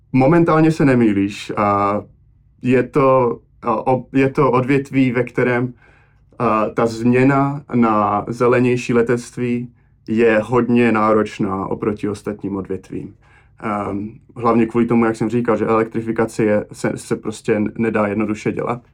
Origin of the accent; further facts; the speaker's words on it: Czechia; also born or lived in Slovakia; now in Boston, United States; jsem vyrůstal v Česku